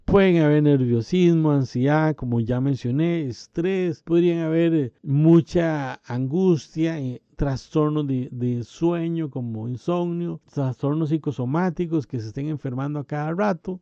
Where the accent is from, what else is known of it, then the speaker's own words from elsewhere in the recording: Costa Rica; en mi país, Costa Rica